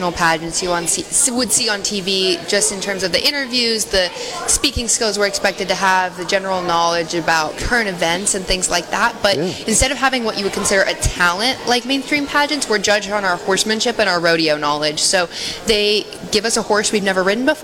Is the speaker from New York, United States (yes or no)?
no; New Mexico, United States; Yes, sir, New Mexico.